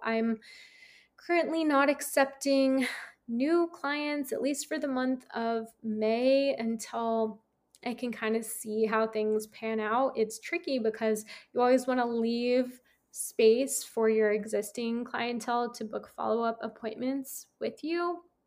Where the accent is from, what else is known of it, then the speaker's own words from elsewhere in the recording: San Francisco, California, United States; moved away; I'm from San Francisco